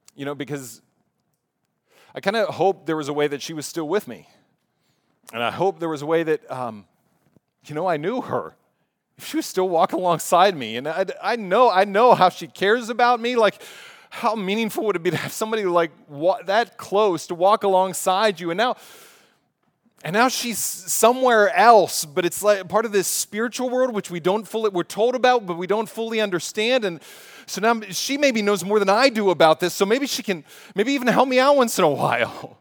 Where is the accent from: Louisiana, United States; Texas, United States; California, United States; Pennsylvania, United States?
Pennsylvania, United States; Pittsburgh; I was living in Pittsburgh as I grew up in Pittsburgh